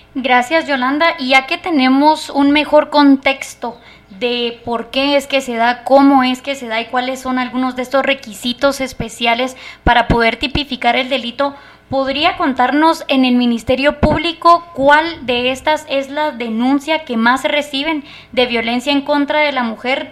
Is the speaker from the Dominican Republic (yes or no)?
no; Guatemala